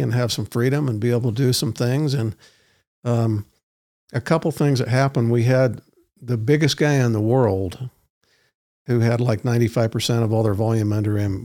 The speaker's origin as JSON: {"language": "English", "town": "Roy", "region": "Utah", "country": "United States", "tie": "born or raised there", "said": "I grew up in Roy, not that Roy's a bad place"}